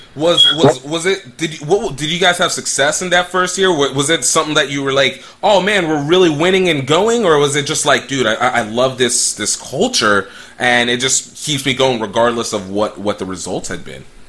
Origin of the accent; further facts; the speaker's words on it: central Pennsylvania, United States; my origination is from like Pennsylvania, so I get like the the whole central Pennsylvania kind of slow college town. I'm a college brat